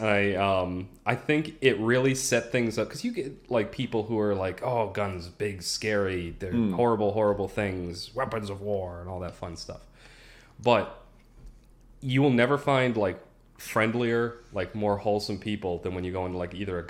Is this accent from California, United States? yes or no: no; Massachusetts, United States; It's because of the way the laws are set up in my home state of Massachusetts.